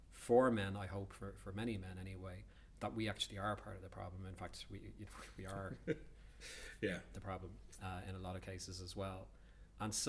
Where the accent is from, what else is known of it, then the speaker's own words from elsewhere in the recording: Dublin, Leinster, Ireland; when I was growing up in Dublin, you know, 25 years ago